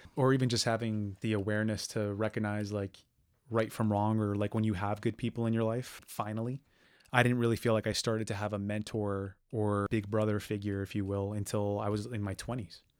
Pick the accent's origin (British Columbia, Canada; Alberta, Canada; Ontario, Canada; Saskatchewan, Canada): Ontario, Canada; Brampton; I grew up in Brampton